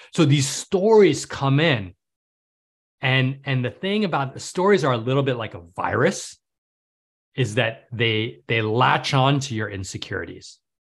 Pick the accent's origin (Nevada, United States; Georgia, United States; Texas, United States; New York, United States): New York, United States; New York City; now in Manhattan Beach, United States; I grew up in New York City.